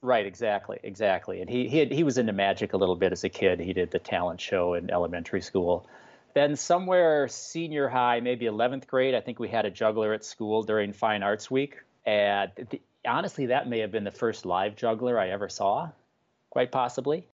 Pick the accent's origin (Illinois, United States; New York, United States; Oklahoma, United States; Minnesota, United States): Minnesota, United States; Bloomington; also born or lived in Faribault, Minnesota; I grew up in Bloomington, which is right in the Twin Cities.